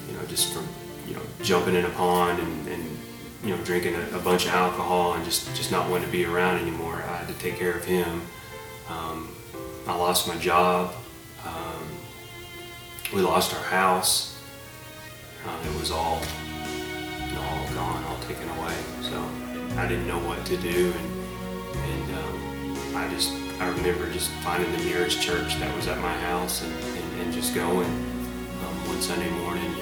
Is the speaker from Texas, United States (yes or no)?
yes; Abilene, Texas, United States; born there; and I was born in Abilene, Texas, 1979. Um, I'm, I guess what you call a, a, military brat.